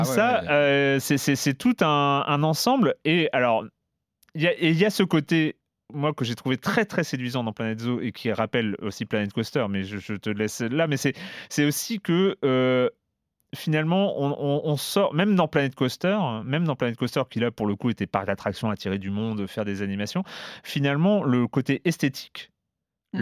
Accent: Brittany, France; là où j'ai grandi. Donc il y a un zoo en Bretagne

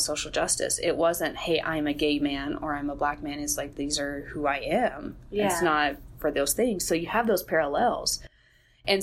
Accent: Kentucky, United States; I'm from Kentucky

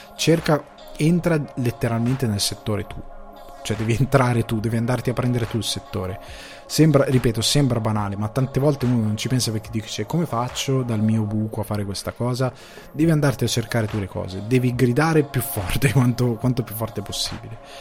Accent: Crema area, Lombardy, Italy; da dove vengo io? Eh, Cremasco, zona Cremasca

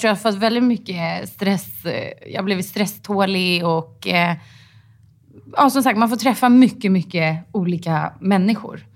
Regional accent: Stockholm, Stockholm County, Sweden; Jag är från eh, Stockholm.

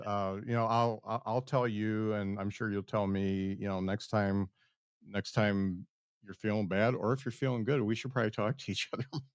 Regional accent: South Bend, Indiana, United States; I am from South Bend

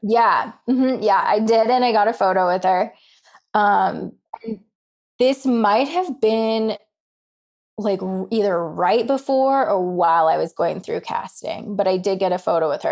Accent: Colorado, United States; I grew up in Colorado

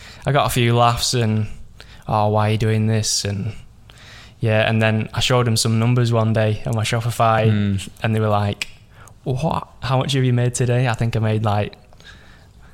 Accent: Preston, North West England, United Kingdom; So I'm from Preston. If you don't know where that's from, it's around Lancashire. So basically northwest

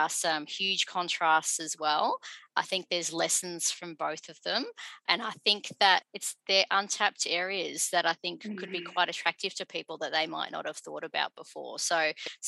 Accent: Dandenong, Victoria, Australia; first language English; I'm about 20 minutes away from where I grew up in Dandenong

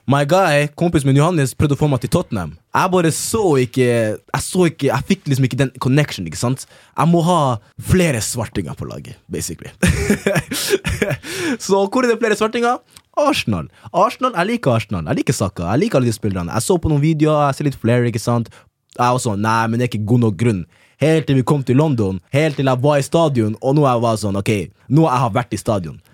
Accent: Norway; Jeg er norsk

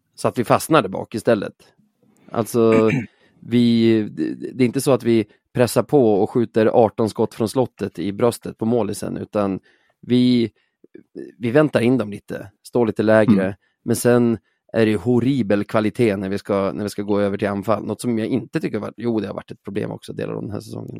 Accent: Umeå, Västerbotten County, Sweden; McDonalds var ju borta från Umeå nästan hela min uppväxt.

